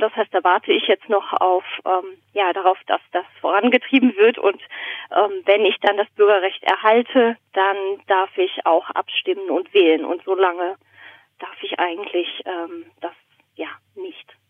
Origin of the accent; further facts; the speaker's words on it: Southern Germany, Germany; moved away as an adult; also born or lived in Berlin; now in Basel, Switzerland; in Süddeutschland aufgewachsen